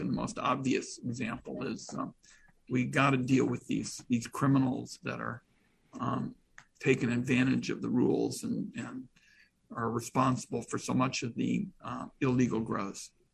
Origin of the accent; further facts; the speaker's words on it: Portland, Oregon, United States; I'm from Portland.